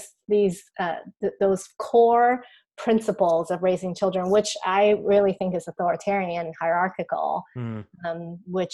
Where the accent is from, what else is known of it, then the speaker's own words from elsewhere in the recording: Taiwan; I grew up here in Taiwan